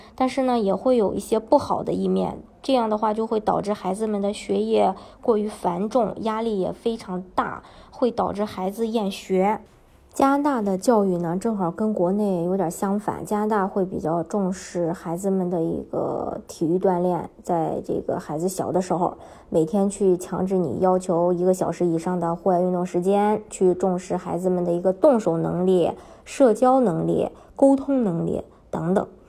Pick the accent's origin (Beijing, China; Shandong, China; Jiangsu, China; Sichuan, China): Shandong, China; moved away as an adult; now in Canada; 我是山东的